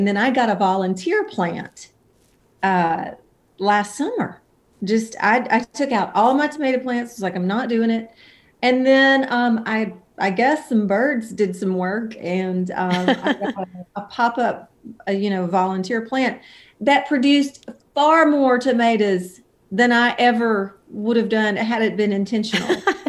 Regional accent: Alabama, United States; moved away as an adult; now in Nashville, United States; I was born in Mobile, Alabama, and I grew up about 90 miles north of there and around. Very musical family. I moved to Nashville in 1993 when I was 20 years old

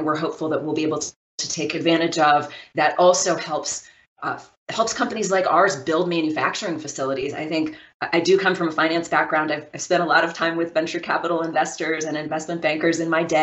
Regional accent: Maryland, United States; I grew up in Maryland

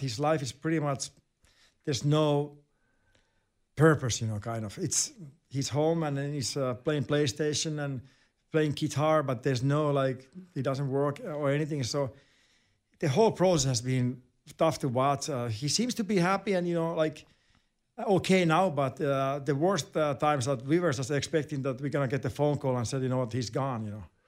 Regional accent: Finland; English is a second language; moved away as an adult; also born or lived in Winnipeg, Canada / Anaheim, United States; growing up in Finland and playing for your club team in Finland

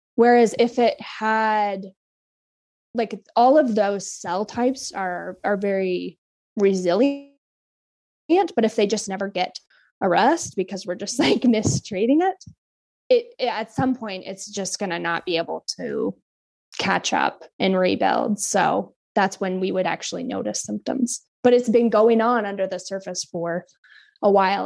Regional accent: Kodiak, Alaska, United States; moved away; I'm from Kodiak

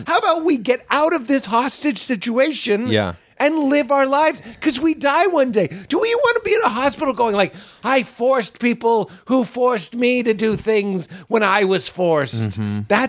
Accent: Boston, Massachusetts, United States; we are both from Boston.

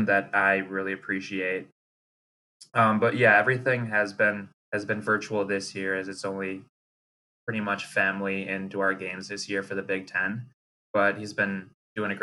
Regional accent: Milwaukee, Wisconsin, United States; initially I'm from Milwaukee, Wisconsin

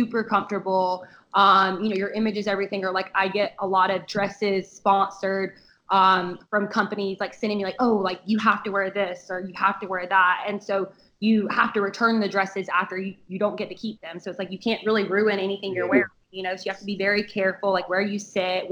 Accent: the South, United States; I'm from the South

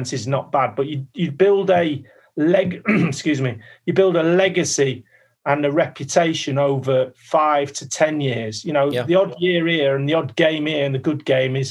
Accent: Manchester, North West England, United Kingdom; moved away as an adult; I was a kid from Manchester

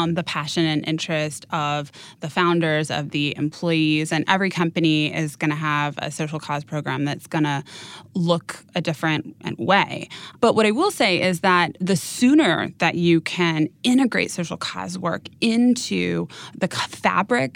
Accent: Napa, California, United States; I was raised in Napa.

